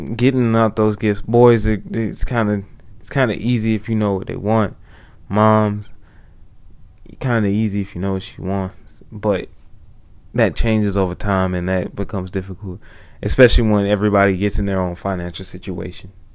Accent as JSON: {"language": "English", "country": "United States", "said": "I am an American"}